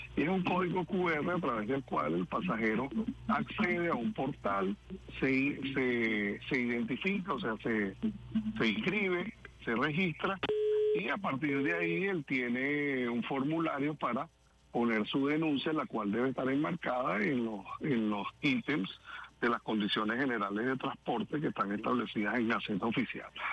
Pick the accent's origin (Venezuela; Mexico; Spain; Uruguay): Venezuela; como venezolanos súper orgullosos